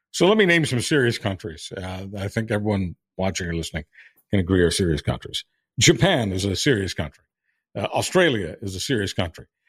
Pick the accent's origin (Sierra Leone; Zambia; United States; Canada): Canada; being Canadian